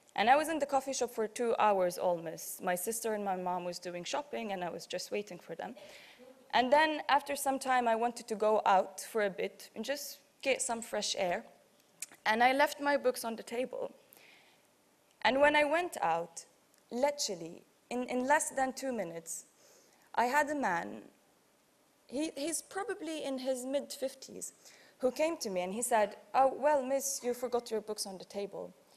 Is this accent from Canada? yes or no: no; Tripoli, Tripoli District, Libya; I'm from Tripoli, the west